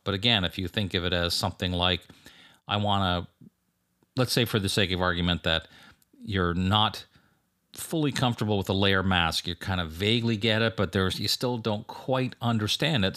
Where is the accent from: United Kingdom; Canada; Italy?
Canada; moved away; teaching up in my home country of Canada